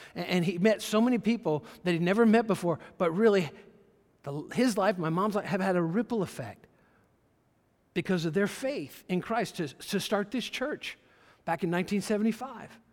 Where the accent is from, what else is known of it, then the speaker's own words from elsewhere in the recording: Brunswick, Georgia, United States; moved away; also born or lived in Pensacola, Florida; Brunswick, Georgia, my hometown where I was born, he was our pastor in Brunswick, Georgia.